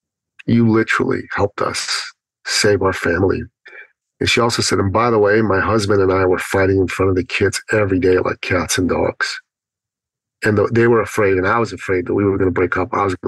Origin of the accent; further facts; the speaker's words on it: Toronto, Ontario, Canada; She's from Ottawa. I'm from Toronto. It's a 5-hour drive.